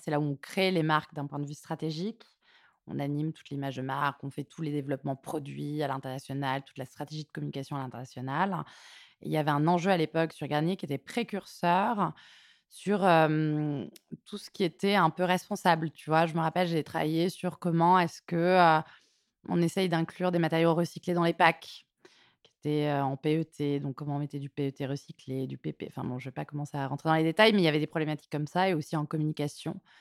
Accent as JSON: {"language": "French", "town": "Martignas-sur-Jalles", "region": "Nouvelle-Aquitaine", "country": "France", "tie": "born or raised there", "also_born_or_lived": "Toulouse", "moved": "as an adult", "lives_now": "Paris, France", "said": "Je suis née à Toulouse et j'ai grandi euh, à côté de Bordeaux, à Martignas-sur-Jalles"}